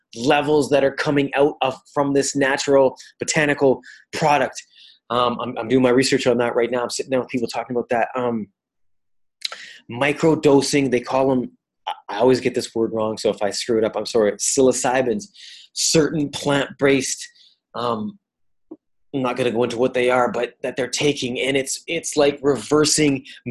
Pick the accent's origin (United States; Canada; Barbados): Canada; also born or lived in Italy; I come from Canada.